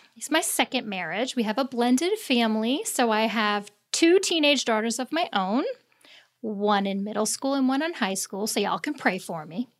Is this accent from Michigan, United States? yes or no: no; Long Island, New York, United States; moved away as an adult; now in the Carolinas, United States; I was born and raised in New York, Long Island